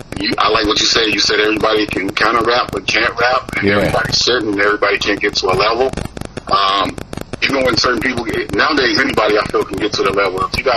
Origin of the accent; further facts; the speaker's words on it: the South, United States; now in California, United States; look, I love Cali, and but I'm from the South. And the most annoying thing, I guess, was trying to change my accent.